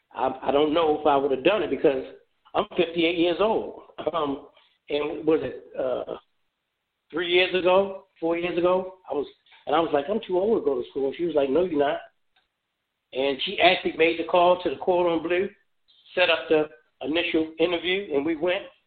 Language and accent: English; Baltimore, Maryland, United States; moved away as an adult; also born or lived in Memphis, Tennessee; now in Phoenix, United States; that is my home city